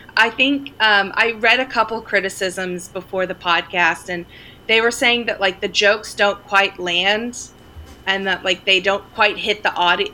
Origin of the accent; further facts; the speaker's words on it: Sterling, Oklahoma, United States; now in Los Angeles, United States; I grew up in Sterling, Oklahoma, mm-hmm. population 600.